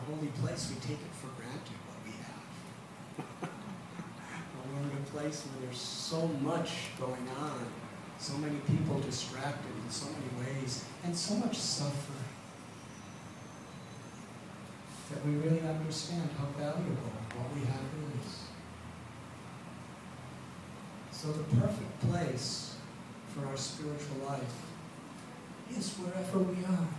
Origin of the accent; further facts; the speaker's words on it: Highland Park, Illinois, United States; moved away as an adult; also born or lived in Chicago; now in India; when you're brought up in the Midwest